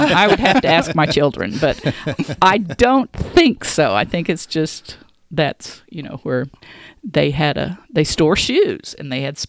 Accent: Stillwater, Oklahoma, United States; You know, I was born in Oklahoma City, but my father took a job at Oklahoma State when I was five. And so we moved, our family moved to Stillwater, and I went all the way through school in Stillwater schools.

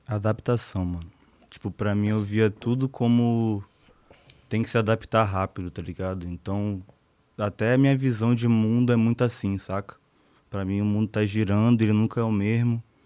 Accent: Manaus, Amazonas, Brazil; also born or lived in Salvador, Bahia / Rio de Janeiro; now in São Paulo, Brazil; Nasci em Salvador, mas eu fui criado em Manaus

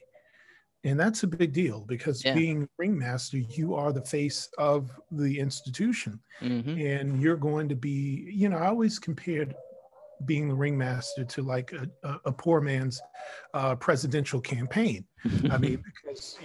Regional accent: New York City, New York, United States; I'm a New Yorker. The most exotic thing I grew up with was squirrels

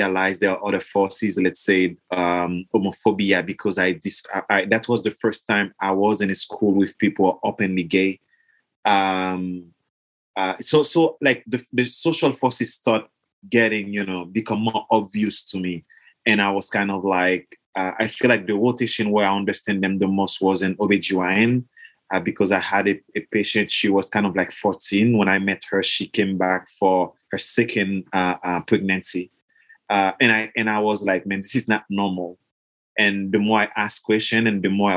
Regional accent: Haiti; moved away; also born or lived in Mexico; I grew up in Haiti

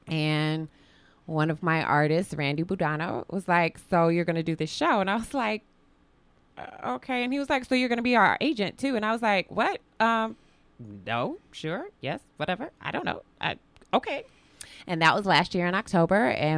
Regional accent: the Midwest, 15 minutes from South Bend, Indiana, United States; moved away as an adult; now in Spokane, United States; growing up in the Midwest, it was 2 hours from Chicago. I lived basically 15 minutes from South Bend, Notre Dame country

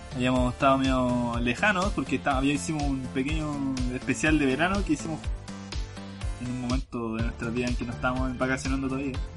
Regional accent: Viña del Mar, Valparaíso, Chile; also born or lived in Los Andes; porque yo vivo en Viña realmente, pero trabajo acá en los Andes

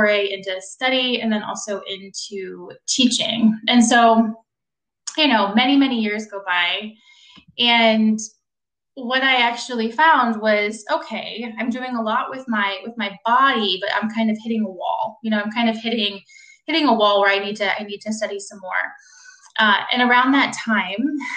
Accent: Washington, District of Columbia, United States; moved away as an adult; also born or lived in Pittsburgh; I'm from the Washington, D.C. area. I moved back to D.C.

